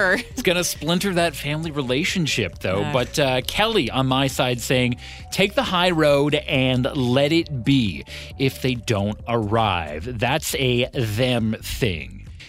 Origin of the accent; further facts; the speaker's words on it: Ottawa, Ontario, Canada; moved away; So growing up in Ottawa